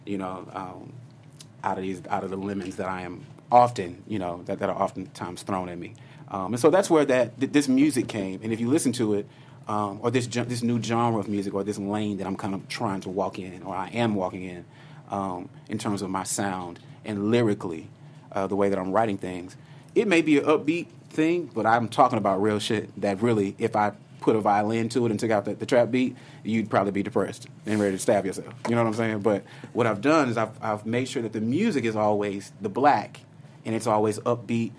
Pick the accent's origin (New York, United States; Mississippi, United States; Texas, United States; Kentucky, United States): Texas, United States; Houston; I come from Houston, Texas, just by the way, born and raised